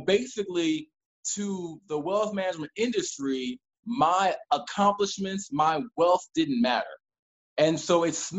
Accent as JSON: {"language": "English", "region": "Maryland", "country": "United States", "tie": "born or raised there", "also_born_or_lived": "North Carolina", "said": "I was born and raised in Maryland"}